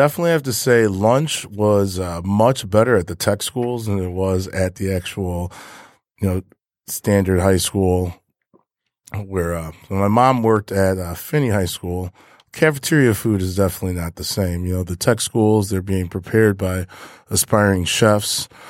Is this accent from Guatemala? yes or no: no; Michigan, United States; also born or lived in Ohio; yeah, I think we are. I think I'm from Michigan.